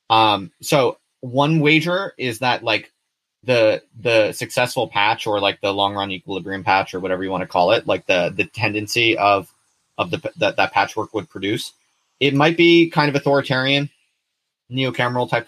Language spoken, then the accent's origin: English; Hull, Yorkshire and the Humber, United Kingdom; I'm from Hull originally.